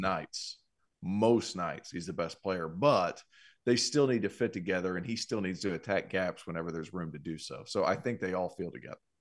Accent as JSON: {"language": "English", "town": "Cleveland", "region": "Tennessee", "country": "United States", "said": "I'm from Cleveland, Tennessee"}